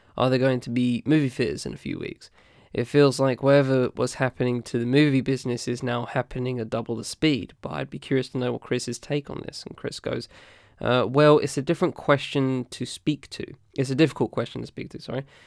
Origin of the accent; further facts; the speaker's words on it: United Kingdom; as a British person